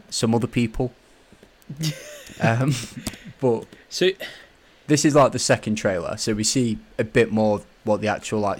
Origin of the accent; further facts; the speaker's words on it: Scotland, United Kingdom; I'm Scottish.